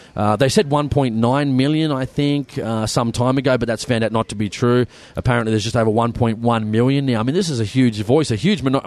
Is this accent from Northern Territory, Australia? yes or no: no; Sydney, New South Wales, Australia; We, are from the big city. We're from Sydney